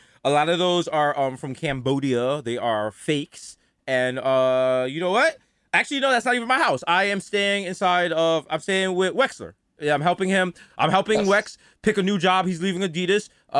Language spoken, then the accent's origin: English; Jamaica; Actually, I'm Jamaican